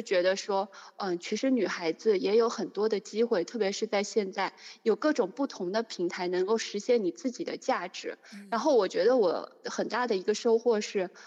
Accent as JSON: {"language": "Chinese", "town": "Zhenjiang", "region": "Jiangsu", "country": "China", "also_born_or_lived": "Vancouver, Canada / Boston, United States", "moved": "as an adult", "lives_now": "Shanghai, China", "said": "我呢是来自于中国大陆的江苏，是一个非常美丽的历史小城，叫镇江"}